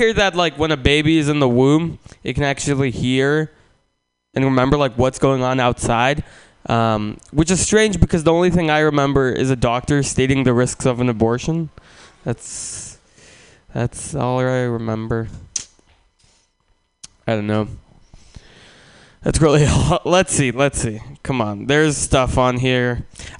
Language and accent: English; Russia; now in San Francisco, United States; I'm not from San Francisco. I was born in Russia, and I moved from Russia to San Francisco